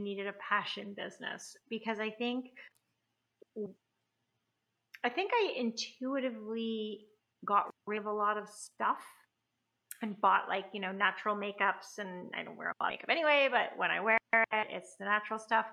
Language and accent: English; Canada; I'm Canadian